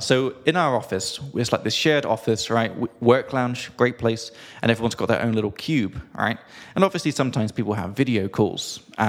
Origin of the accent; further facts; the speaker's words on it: England, United Kingdom; from England.